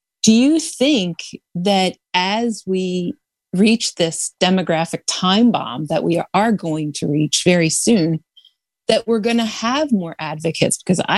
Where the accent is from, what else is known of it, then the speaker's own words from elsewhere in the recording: Delaware, United States; And we're a very small state. I'm from Delaware, so we struggle, but we hang in there